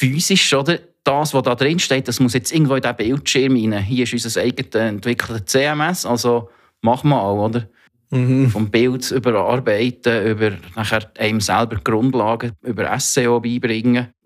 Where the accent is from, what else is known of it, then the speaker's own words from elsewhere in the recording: Thun, Bern, Switzerland; accent: half Bernese, half Zurich dialect; 46, bin äh, ursprünglich aus Thun, wie man ähm, unschwer kann erkennen kann, mittlerweile komischen, halb Berner, halb Zürich Dialekt.